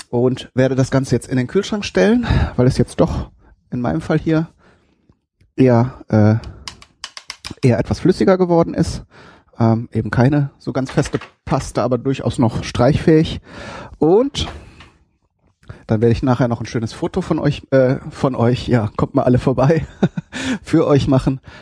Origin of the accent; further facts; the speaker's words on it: North Rhine-Westphalia, Germany; bei uns in Westfalen